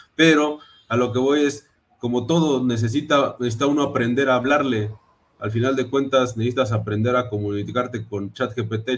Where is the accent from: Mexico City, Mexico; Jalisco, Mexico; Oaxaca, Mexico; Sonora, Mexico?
Mexico City, Mexico; soy de la Ciudad de México, mexicano al 100%